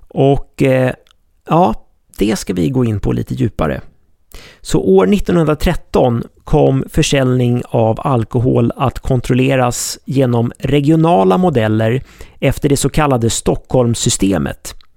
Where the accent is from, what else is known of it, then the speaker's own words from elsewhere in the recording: Sweden; oss svenskar